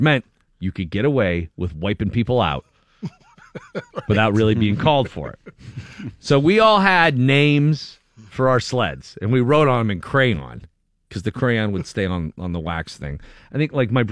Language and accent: English; Erie, Pennsylvania, United States; me and my brothers growing up in Erie, there was a lot of sled riding